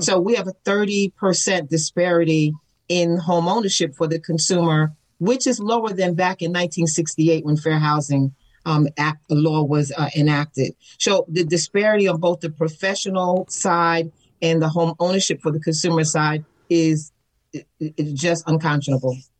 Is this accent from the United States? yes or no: yes; New York City, New York, United States; moved away as an adult; now in Atlanta, United States; I come from New York City and I was hmm. raised in the Bronx, New York, as an apartment dweller.